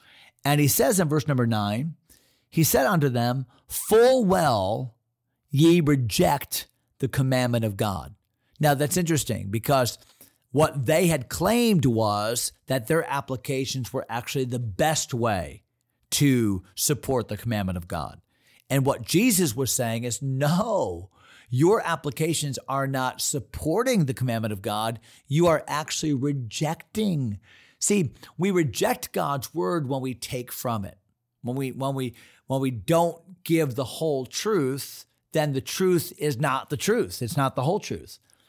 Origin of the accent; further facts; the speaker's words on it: San Antonio, Texas, United States; born there; I was born in Texas. Didn't know if you knew that. Born in San Antonio. My dad, my biological dad, was in the Army, and I was born at Fort Sam Houston in Brook Army Hospital in San Antonio